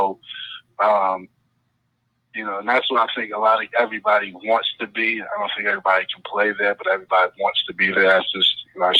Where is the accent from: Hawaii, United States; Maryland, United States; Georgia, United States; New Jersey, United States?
New Jersey, United States; East Orange; I'm from East Orange, New Jersey